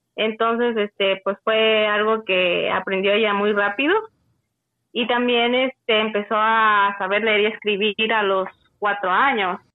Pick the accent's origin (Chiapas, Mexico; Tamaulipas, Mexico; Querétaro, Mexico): Chiapas, Mexico; Tuxtla Gutiérrez; yo soy de Tuxtla Gutiérrez, del estado de Chiapas.